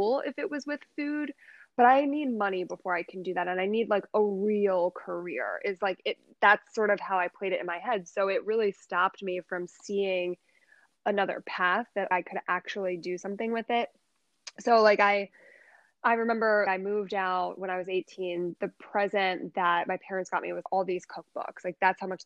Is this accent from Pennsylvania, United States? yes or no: yes; Holland, Pennsylvania, United States; also born or lived in Chicago, Illinois / Newtown, Pennsylvania; I grew up in Holland actually and went to Castle Rock